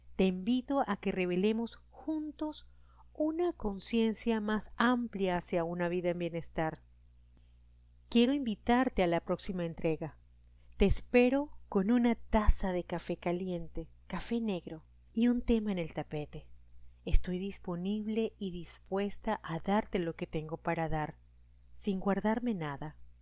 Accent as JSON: {"language": "Spanish", "country": "Venezuela", "moved": "as an adult", "lives_now": "Costa Rica", "said": "Soy venezolana, tengo 48 años y vivo"}